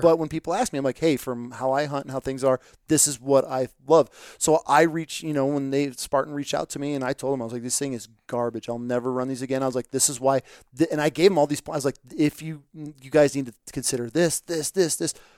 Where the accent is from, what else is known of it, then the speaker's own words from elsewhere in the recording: upstate New York, United States; I'm from New, upstate New York